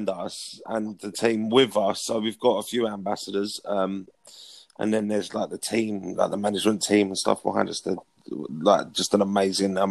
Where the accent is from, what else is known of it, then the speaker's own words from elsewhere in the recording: Potters Bar, East of England, United Kingdom; moved away as an adult; also born or lived in Sandy, Bedfordshire; now in Essex, United Kingdom; I'm from South Hertfordshire, Brinking on North London, in a little town called Potter's Bar, population of about 20,000 people. I grew up there pretty much all my life.